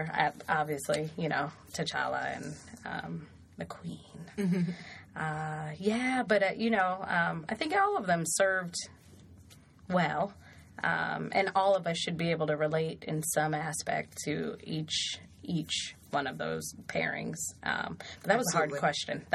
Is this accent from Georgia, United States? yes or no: no; Colorado, United States; I'm from Colorado and it snows there